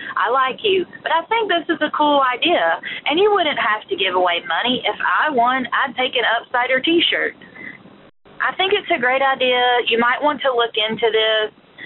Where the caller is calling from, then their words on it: U.S. Virgin Islands; I'm calling from Saint Croix in the U S Virgin Islands